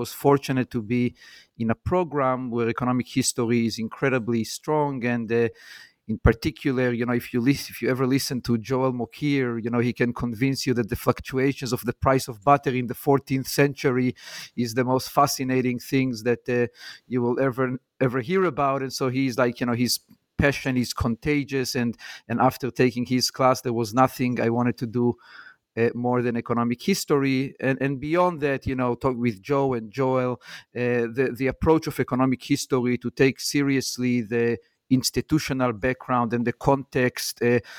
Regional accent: Jerusalem, Jerusalem District, Israel; moved away; So I grew up in Jerusalem, and my mom was an elementary school teacher.

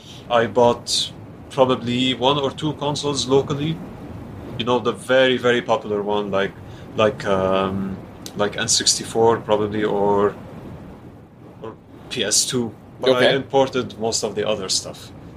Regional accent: Lebanon; first language French; English is a second language; growing up in Lebanon

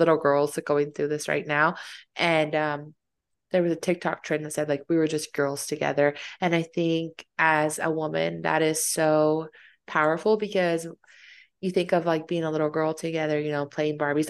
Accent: Fayetteville, United States; moved away; I'm from Fayetteville

